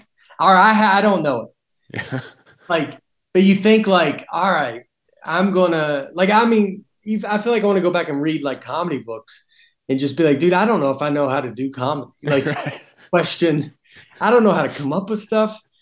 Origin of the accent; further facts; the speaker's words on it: Tennessee, United States; accent: Southern; also born or lived in New York; I'm from Tennessee